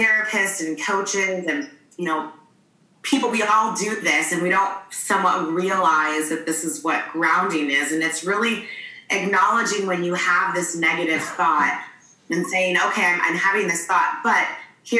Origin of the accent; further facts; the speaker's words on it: Michigan, United States; now in San Diego, United States; I'm originally from Michigan, but I currently live in San Diego.